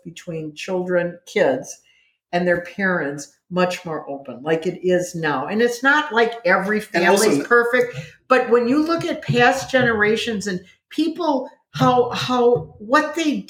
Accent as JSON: {"language": "English", "region": "Wisconsin", "country": "United States", "tie": "born or raised there", "said": "And we grew up in Wisconsin."}